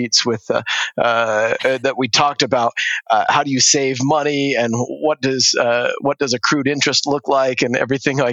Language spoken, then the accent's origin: English; South Jordan, Utah, United States; moved away as an adult; also born or lived in London; I grew up in South Jordan, but we've lived in five different states lived in London even for about 6 months with the family